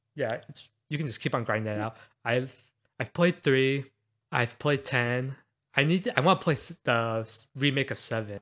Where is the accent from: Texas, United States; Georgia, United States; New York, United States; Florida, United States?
Texas, United States; Houston; growing up in Houston